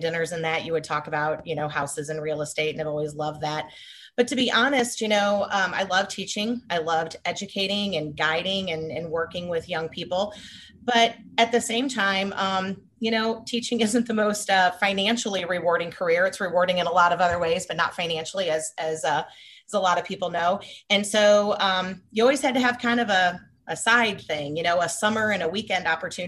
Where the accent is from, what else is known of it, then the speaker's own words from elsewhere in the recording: St. Charles, Missouri, United States; I grew up in St. Charles. I'm a lifelong St. Charles person, specifically 63301